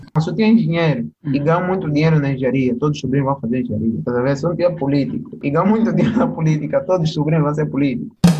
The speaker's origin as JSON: {"language": "Portuguese", "country": "Angola", "said": "sou angolano"}